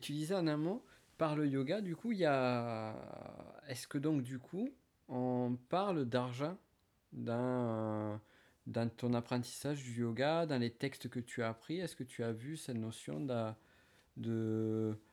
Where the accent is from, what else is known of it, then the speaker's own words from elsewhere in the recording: France; en tant que Français de, naissance